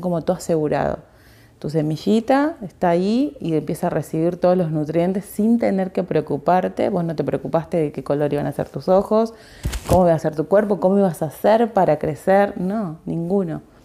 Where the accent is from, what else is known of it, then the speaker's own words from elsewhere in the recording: Argentina; soy argentina